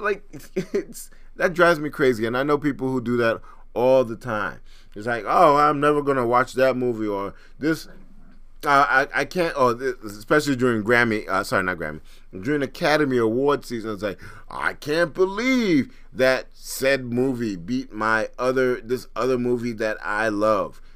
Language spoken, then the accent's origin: English; Trinidad & Tobago; I'm from Trinidad